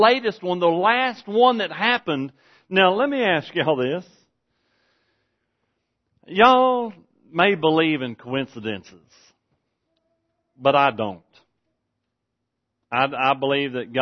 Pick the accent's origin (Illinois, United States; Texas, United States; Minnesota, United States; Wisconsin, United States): Texas, United States; I'm from Texas.